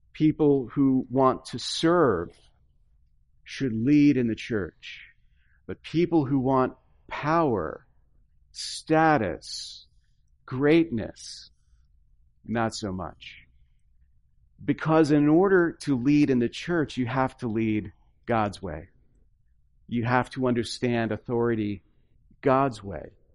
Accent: the South, United States; moved away; also born or lived in upper Midwest; I come from the South

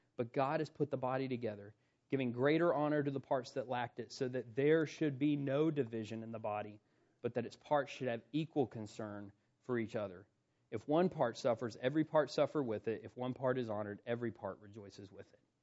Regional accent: South Carolina, United States; moved away; I come from South Carolina

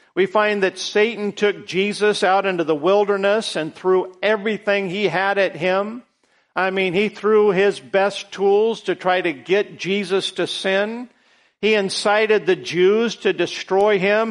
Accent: United States; all of us as American citizens

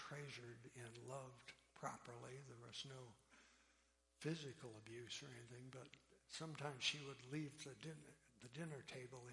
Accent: an island south of Detroit, Michigan, United States; also born or lived in Pennsylvania; I was born in Pennsylvania and sprinkled as an infant in a Presbyterian church. We moved to an island south of Detroit when I was a year old

